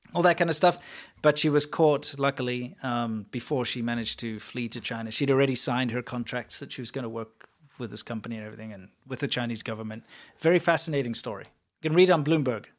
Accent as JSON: {"language": "English", "country": "South Africa", "moved": "yes", "said": "South African"}